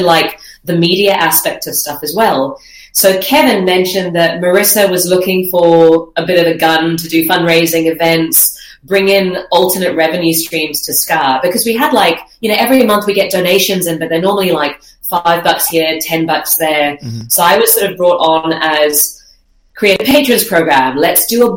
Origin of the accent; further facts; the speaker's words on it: Zimbabwe; moved away as an adult; also born or lived in Dubai / Melbourne; now in Australia; I'm originally from Zimbabwe